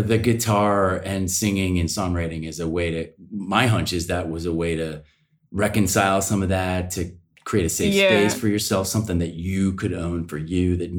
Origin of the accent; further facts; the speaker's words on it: near Villanova, Pennsylvania, United States; I was down on the other side of Villanova by Wayne, Paoli, Devon, Berlin.